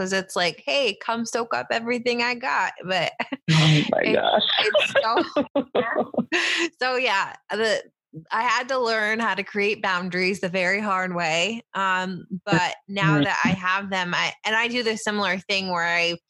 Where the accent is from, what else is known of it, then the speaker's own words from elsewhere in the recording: Finger Lakes, New York, United States; now in New Jersey, United States; I grew up in New York State in the Finger Lakes.